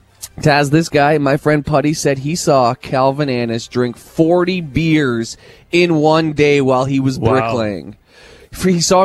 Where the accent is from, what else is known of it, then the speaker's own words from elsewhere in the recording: Mitchell, Ontario, Canada; I'm putting all my chips into my hometown of Mitchell, home of the Mitchell Hawks and the Cornstalks.